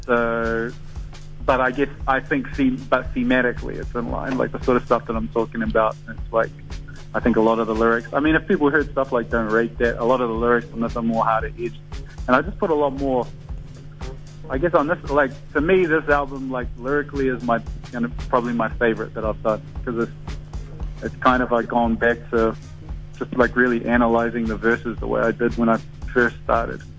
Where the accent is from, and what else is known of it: New Zealand; born or raised there